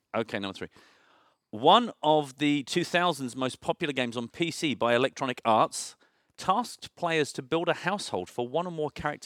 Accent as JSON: {"language": "English", "country": "United Kingdom", "said": "as a Brit"}